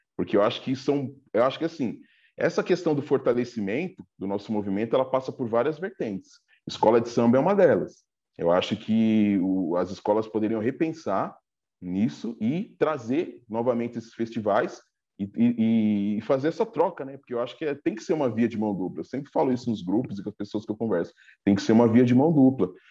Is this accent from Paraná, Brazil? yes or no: no; Diadema, São Paulo, Brazil; eu sou aqui de Diadema, da região do ABC